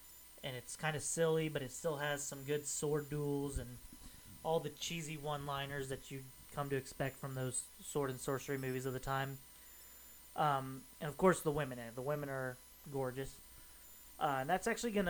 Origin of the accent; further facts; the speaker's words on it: Kansas City, United States; my hometown of Kansas City